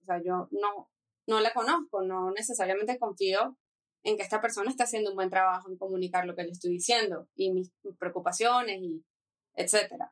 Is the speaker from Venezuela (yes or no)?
yes; Venezuela; moved away as an adult; also born or lived in United States; now in Mexico; soy diseñadora industrial venezolana tengo tres meses viviendo en México